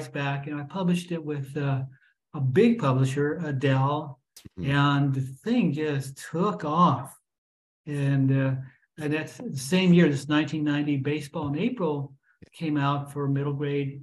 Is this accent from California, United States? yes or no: yes; Fresno, California, United States; growing up in Fresno